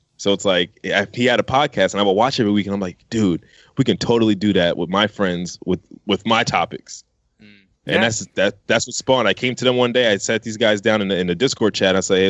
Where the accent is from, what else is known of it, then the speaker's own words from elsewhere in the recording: New York, United States; now in Fresno, United States; born and raised in New York.